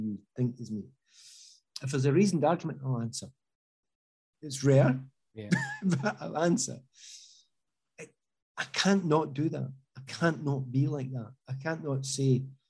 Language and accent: English; Easthouses, Scotland, United Kingdom; I was brought up in East House